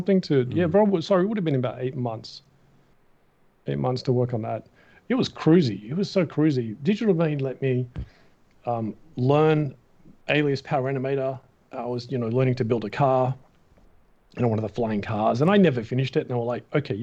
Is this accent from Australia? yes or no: yes; Australia; moved away as an adult; I'm from Australia